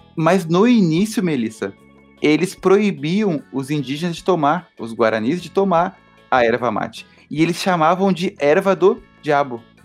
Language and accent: Portuguese; Rio Grande do Sul, Brazil; nós gaúchos